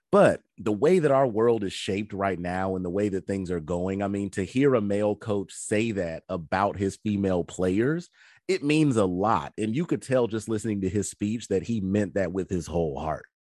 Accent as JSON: {"language": "English", "region": "Georgia", "country": "United States", "said": "we're from Georgia."}